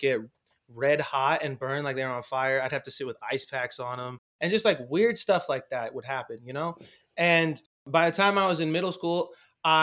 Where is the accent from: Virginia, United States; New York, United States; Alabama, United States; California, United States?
California, United States; Los Angeles; I grew up in Hollywood